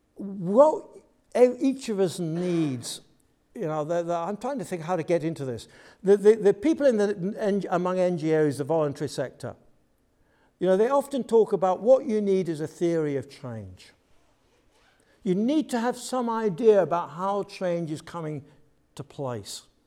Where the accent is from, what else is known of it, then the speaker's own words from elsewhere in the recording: United Kingdom; I'm from the U K, as you can tell by my accent straight away